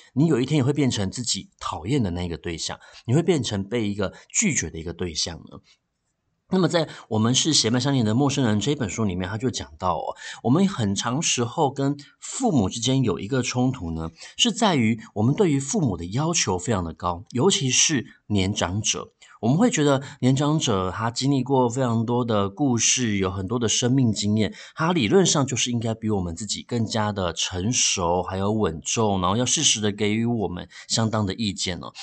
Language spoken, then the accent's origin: Chinese; Taiwan; 我们台湾话里面呢，有一句话叫做，呃，“老大郎拎阿醒哦。”